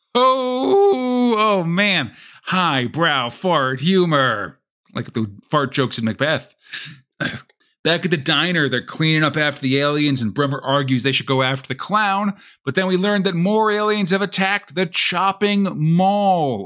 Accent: United States; I'm from America

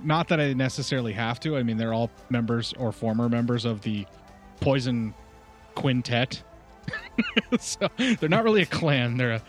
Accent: United States; What, for being American? Yeah. I was born here.

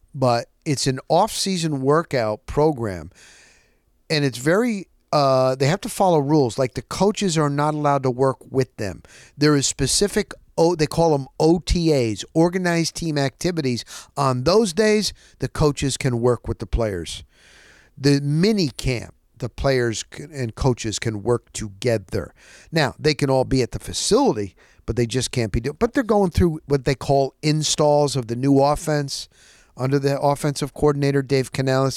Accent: New Jersey, United States; also born or lived in Scranton, Pennsylvania; I was born in Scranton, P A. We moved to Jersey when I was a year old

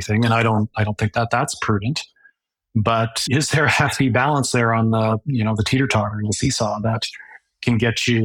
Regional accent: Calgary, Alberta, Canada; now in Lethbridge, Canada; I grew up in Calgary

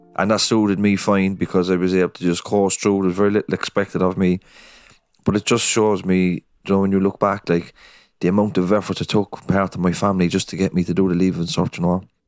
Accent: Cork, Munster, Ireland; also born or lived in Dublin; I am from Cork City. I'm from the north side of Cork City, a place called Knocknaheaney in Holyhill.

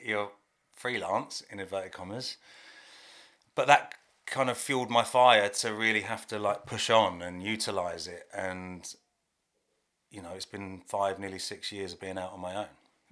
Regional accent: Hertfordshire, East of England, United Kingdom; I live in Hertfordshire, I'm from Hertfordshire.

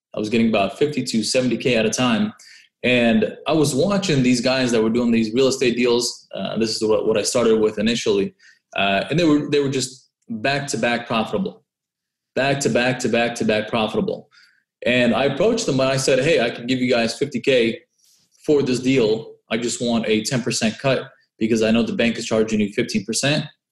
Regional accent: Orange County, California, United States; moved away as an adult; also born or lived in San Francisco; I grew up in Orange County and I first moved to San Francisco

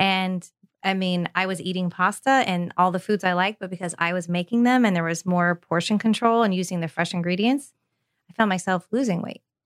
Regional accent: California, United States; now in Tampa, United States; grew up in California, so I was very spoiled

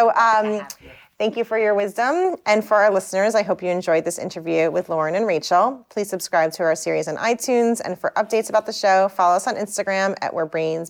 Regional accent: Maplewood, New Jersey, United States; you're opening up a space in my hometown in New Jersey.

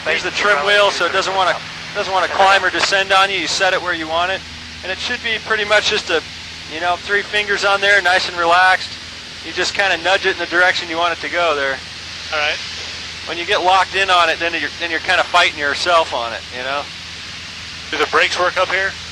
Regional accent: Chandler, Arizona, United States; Yeah, I grew up in Chandler.

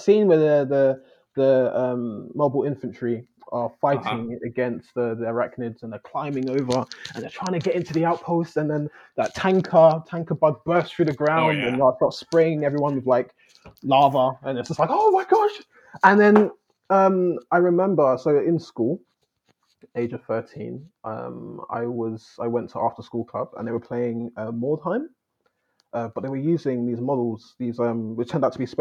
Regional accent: London, United Kingdom; I'm from London, southeast London, UK

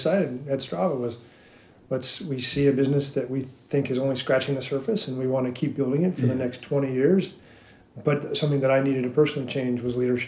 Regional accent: Reno, Nevada, United States; I got to be a kid growing up in Reno

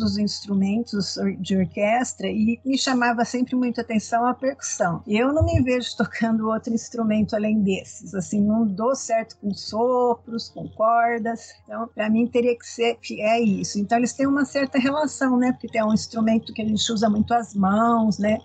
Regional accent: Ribeirão Preto, São Paulo, Brazil; como eu sou de Ribeirão Preto, eh, a gente tinha assim, estudava-se piano, né? Era comum assim as mães colocarem a gente para estudar piano. Desde pequena eu estudei

